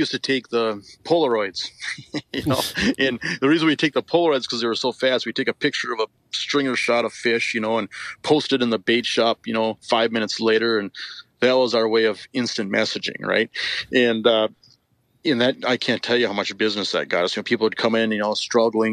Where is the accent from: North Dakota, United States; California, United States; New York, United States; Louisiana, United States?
North Dakota, United States; Western; also born or lived in Devils Lake, North Dakota; I grew up in Western North Dakota, fishing Lake Sakakawea and the Missouri River system